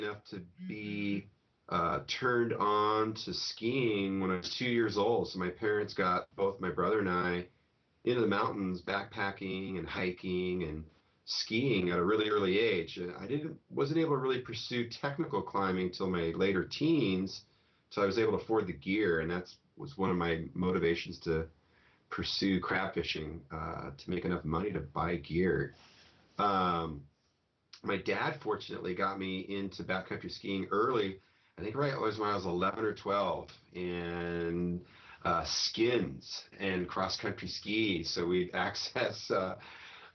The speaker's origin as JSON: {"language": "English", "town": "Denver", "region": "Colorado", "country": "United States", "tie": "born or raised there", "moved": "as an adult", "lives_now": "Seattle, United States", "said": "I grew up in Denver, Colorado, and moved to the Pacific Northwest in 1990"}